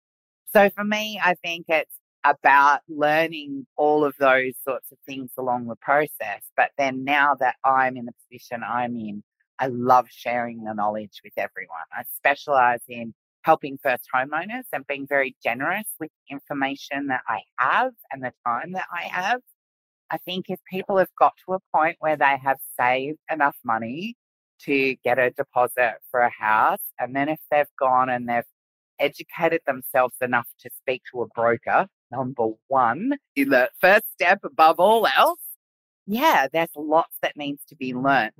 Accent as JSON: {"language": "English", "town": "Sydney", "region": "New South Wales", "country": "Australia", "also_born_or_lived": "Middle East", "moved": "as an adult", "lives_now": "Brisbane, Australia", "said": "I was from Sydney and I'm a bit of a Sydney girl"}